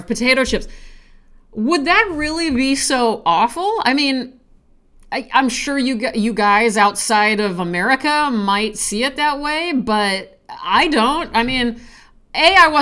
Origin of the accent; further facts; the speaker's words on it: Nebraska, United States; I'm from Nebraska